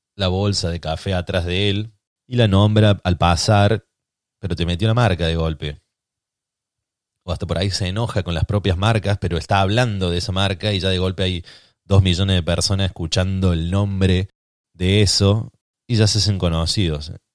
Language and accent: Spanish; Argentina